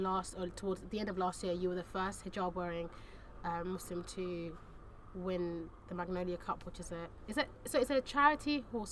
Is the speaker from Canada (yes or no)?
no; United Kingdom; I grew up just outside London